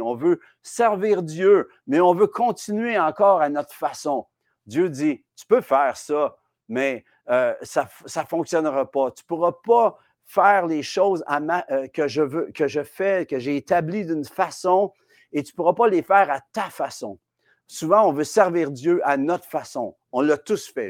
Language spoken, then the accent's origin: French; Quebec, Canada; chez nous, au Québec